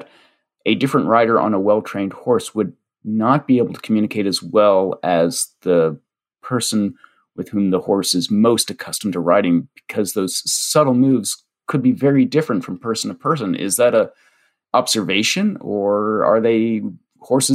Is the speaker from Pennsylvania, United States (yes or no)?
yes; Pennsylvania, United States; I grew up in Amish country, Pennsylvania